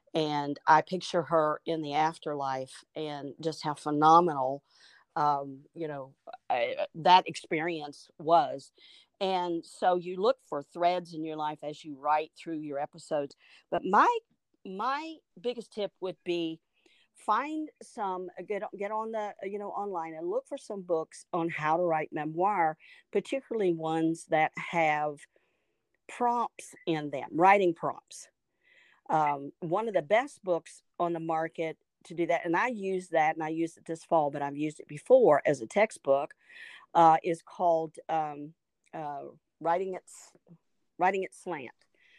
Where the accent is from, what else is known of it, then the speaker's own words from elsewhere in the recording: United States; And, you know, we Americans, we don't really know anything about that.